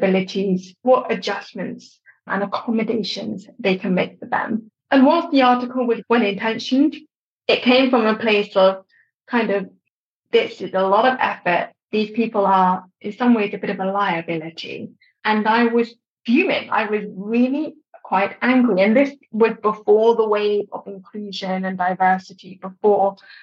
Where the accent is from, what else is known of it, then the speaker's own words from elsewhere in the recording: London, United Kingdom; also born or lived in Durham; I was born in London.